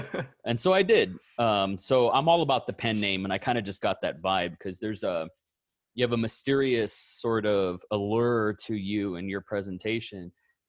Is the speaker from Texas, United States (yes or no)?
yes; Austin, Texas, United States; he tweeted something very similar and was like, hey, because I'm from Austin, Texas.